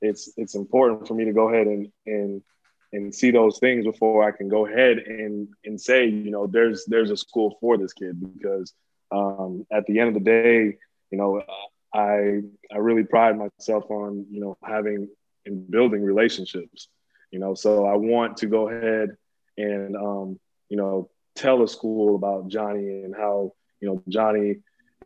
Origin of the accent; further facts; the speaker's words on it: Kissimmee, Florida, United States; growing up in Kissimmee